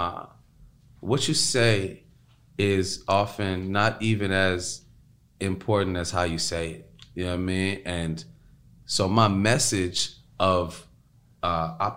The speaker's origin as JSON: {"language": "English", "town": "Chicago", "region": "Illinois", "country": "United States", "said": "I'm also coming from Chicago"}